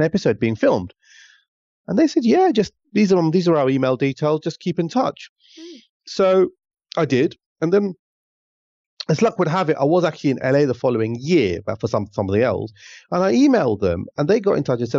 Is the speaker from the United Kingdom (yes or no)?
yes; Luton, East of England, United Kingdom; also born or lived in Pakistan; me growing up in Luton